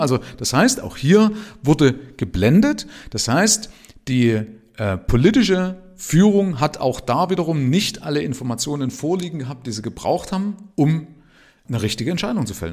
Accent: Germany; Ich bin ja in der DDR aufgewachsen

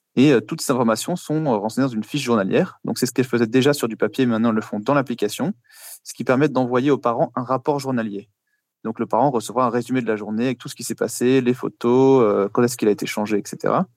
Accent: Paris, Île-de-France, France; moved away as an adult; now in Luxembourg; Je viens de Paris à l'origine

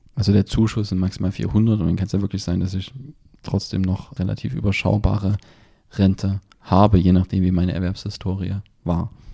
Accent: Germany; bei uns in Deutschland

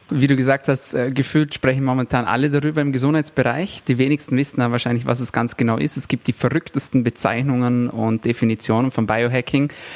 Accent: Austria; bei uns in Österreich

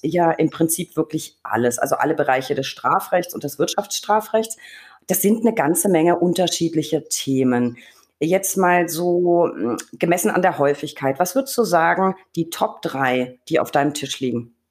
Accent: Franconia, Bavaria, Germany; meine Heimat, das Frankenland

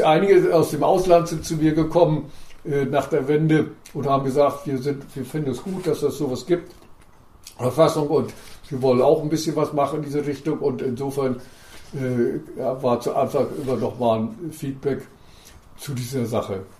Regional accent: East Germany, Germany; also born or lived in Mecklenburg-Vorpommern; bei uns in der DDR

